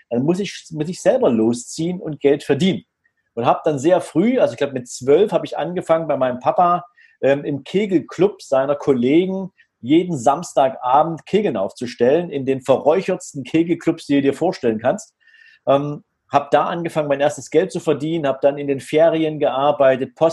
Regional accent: Dresden, Saxony, Germany; Also ich bin äh, in Dresden {S0} geboren, {S2} noch zu einer Zeit, da war die Trennung Deutschlands noch aktuell, 1972. Und ähm, ich bin in einem ganz normalen Elternhaus groß geworden.

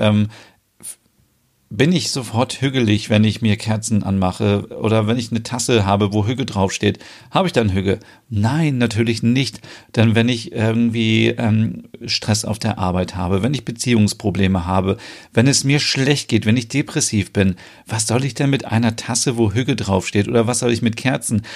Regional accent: Germany; bei uns in Deutschland auch noch so

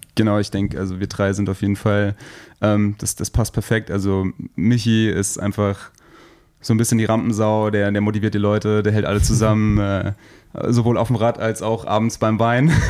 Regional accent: Rheinhessen, Rhineland-Palatinate, Germany; hier bei uns in Rheinhessen

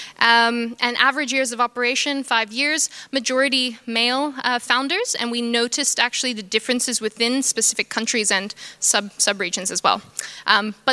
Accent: Jakarta, Indonesia; moved away; also born or lived in Australia; I was born and raised in Jakarta, Indonesia, and also grew up in Australia

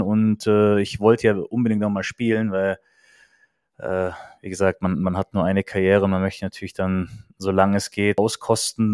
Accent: Kaufbeuren, Bavaria, Germany; moved away; in Kaufbeuern in, in meiner Heimatstadt

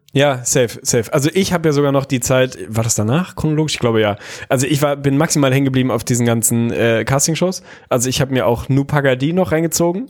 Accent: Lüneburg, Lower Saxony, Germany; ich bin in Lüneburg groß geworden

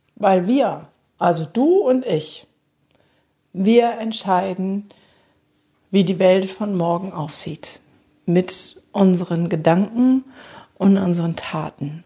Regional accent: Germany; bei uns in Deutschland

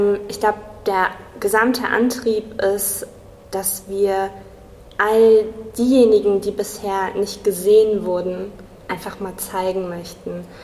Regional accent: Kassel, Hesse, Germany; moved away as an adult; now in Marburg, Germany; komme ursprünglich aus Kassel, bin äh, hier zur Schule gegangen, habe hier studiert

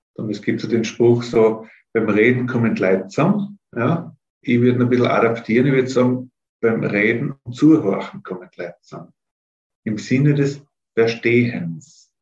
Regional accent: Innsbruck, Tyrol, Austria; also born or lived in Telfs, Tyrol; bin dort in Innsbruck dann aufgewachsen, also Kindergarten, äh, Volksschule, Hauptschule dort gemacht in Innsbruck

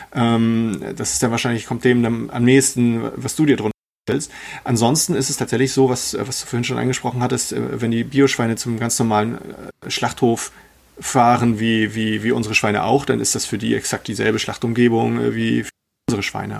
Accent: Germany; bei uns in Deutschland

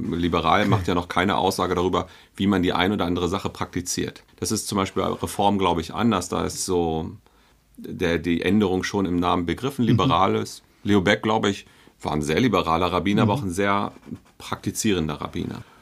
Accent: Hanover, Lower Saxony, Germany; moved away as an adult; now in Berlin, Germany; Wir kommen beide aus Hannover, richtig?

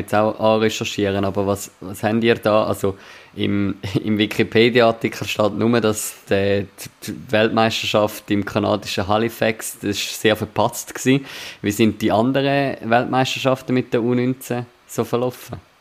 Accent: Zurich, Switzerland; ich als Zürcher, der in der Nähe von Uster auch geschafft hat

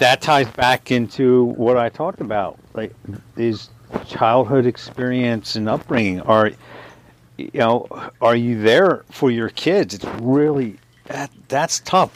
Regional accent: Springfield, Pennsylvania, United States; I grew up in Springfield, Delaware County

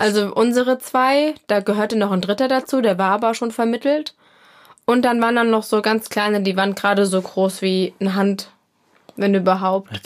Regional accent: Hesse, Germany

